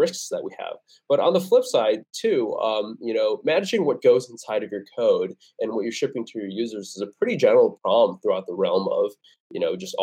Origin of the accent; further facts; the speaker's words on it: Vernon Hills, Illinois, United States; moved away as an adult; also born or lived in Aurora, Illinois; I grew up in the Chicago suburb.